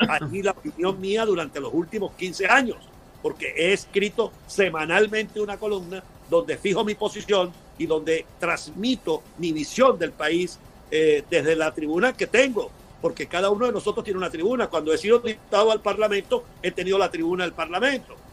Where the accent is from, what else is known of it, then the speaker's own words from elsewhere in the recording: Táchira, Venezuela; Pero yo soy un venezolano que de verdad quiere ser presidente. Primero porque tengo la, vocación, la formación, quizás por mi condición de gocho, eh